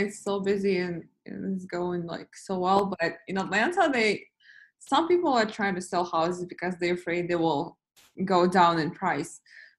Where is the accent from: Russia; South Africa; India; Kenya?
Russia; moved away as an adult; now in United States; I was born in Russia and I came to US when I was 17